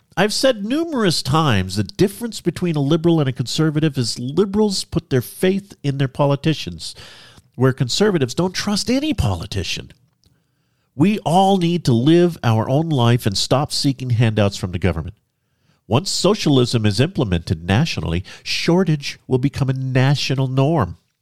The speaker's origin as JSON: {"language": "English", "region": "Central California", "country": "United States", "tie": "born or raised there", "also_born_or_lived": "Oregon", "moved": "as an adult", "lives_now": "North Idaho, United States", "said": "My wife and I were both born and raised in Central California"}